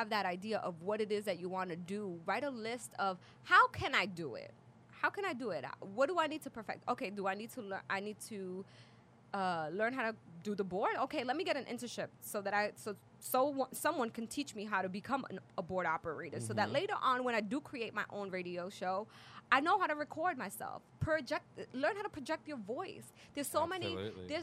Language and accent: English; Dominican Republic; moved away; I grew up in the Dominican Republic